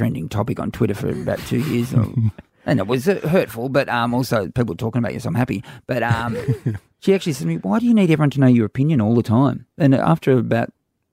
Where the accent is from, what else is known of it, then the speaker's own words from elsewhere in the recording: Warrnambool, Victoria, Australia; moved away; my Warrnambool, my Country Victoria background